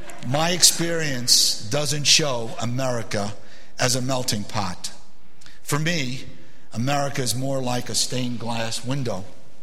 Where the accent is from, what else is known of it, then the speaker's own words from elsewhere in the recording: New York City, New York, United States; first language Arabic; English is a second language; also born or lived in Beirut, Lebanon; As an immigrant growing up in Brooklyn, New York, my uncommon nationality and unusual language made me feel like I didn't belong. I was born in Beirut, Lebanon, to a Lebanese mother and a Palestinian father.